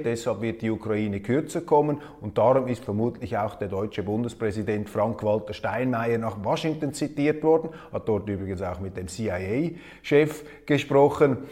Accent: Switzerland; als Schweizer und wir Schweizer

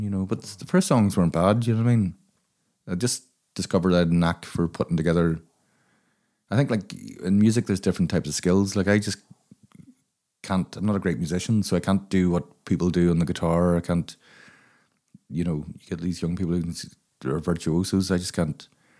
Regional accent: Limerick, Munster, Ireland; also born or lived in Craigavon / Dundalk / Belfast; Well, I was born in Limerick, and I lived in all the best places in Ireland, like Craigavon, Limerick, Dundalk in the 80s, Belfast during the Troubles, so it's all the scenic spots.

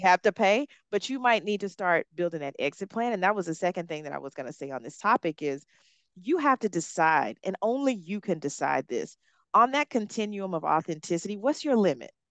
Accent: Hueytown, Alabama, United States; accent: Southern; moved away as an adult; also born or lived in Africa; I grew up in Hueytown, Alabama. It's a suburb of Birmingham.

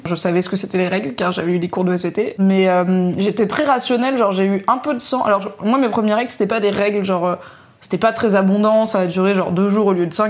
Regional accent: Valence, Auvergne-Rhône-Alpes, France; J'étais obligée d'aller au Carrefour en, bas de chez moi à Valence dans la Drôme

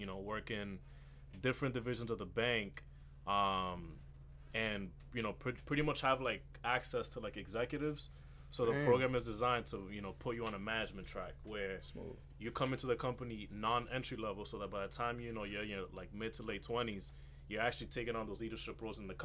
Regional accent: Lawrence, United States; I'm a kid from Lawrence. You know, grew up playing basketball.

